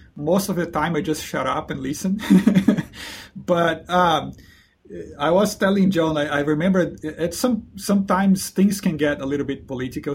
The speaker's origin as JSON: {"language": "English", "country": "Brazil", "also_born_or_lived": "New Zealand", "moved": "as an adult", "said": "I'm originally from Brazil"}